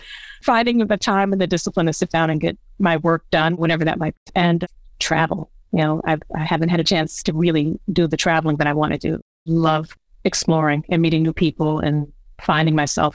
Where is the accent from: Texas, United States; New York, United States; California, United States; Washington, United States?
New York, United States; Buffalo; moved away as an adult; also born or lived in Brooklyn, New York; I moved from Brooklyn to Buffalo, New York to be with my mom